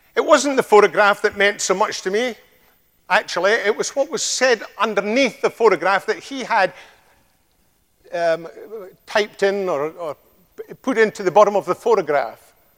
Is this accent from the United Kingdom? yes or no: yes; Scotland, United Kingdom; accent: Scottish (like Sean Connery); now in United States; it's quite like Sean Connery because he comes from a place in Scotland uh, very close to me